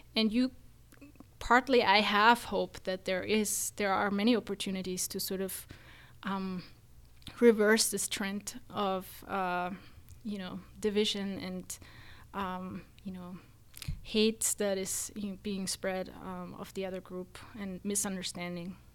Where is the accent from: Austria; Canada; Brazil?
Austria; moved away as an adult; now in United States; I am actually from Austria, not from Germany